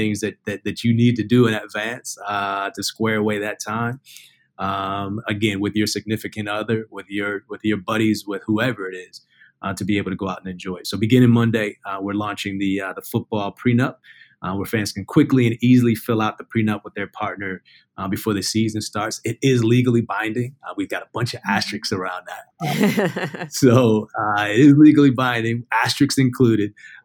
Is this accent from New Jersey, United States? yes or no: no; Ohio, United States; I'm from Ohio, I'm a big Ohio